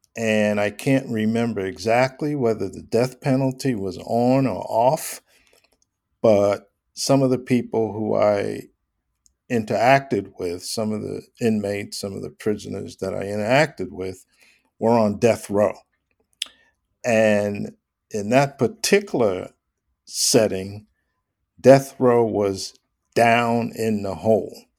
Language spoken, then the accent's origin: English; New York, United States; I grew up in New York